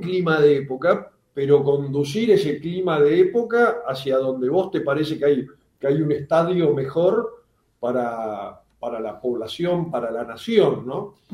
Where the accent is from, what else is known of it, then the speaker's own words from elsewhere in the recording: Buenos Aires, Argentina; soy de, me crié en el, en Plaza Italia